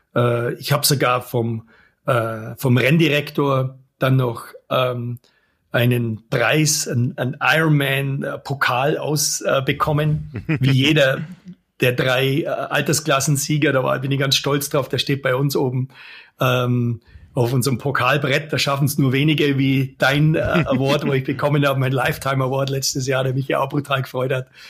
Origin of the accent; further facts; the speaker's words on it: Germany; now in Allgäu, Germany; als Deutscher